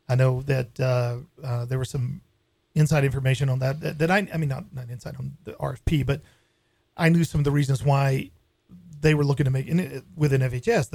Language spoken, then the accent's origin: English; Tuscaloosa, Alabama, United States; moved away; also born or lived in Southern California; I'm originally from Alabama